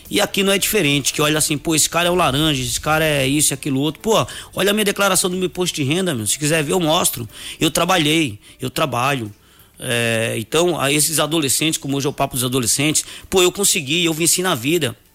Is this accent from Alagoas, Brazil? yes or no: yes; Coité do Nóia, Alagoas, Brazil; born there; Eu nasci em Coité do Noia, nasci em casa, numa, numa casa de taipa, no chão duro, emprestada dos meus avós.